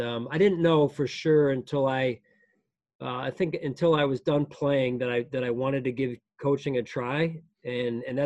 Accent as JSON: {"language": "English", "town": "Lansdale", "region": "Pennsylvania", "country": "United States", "tie": "born or raised there", "said": "I grew up outside of Philadelphia in a suburb called Lansdale."}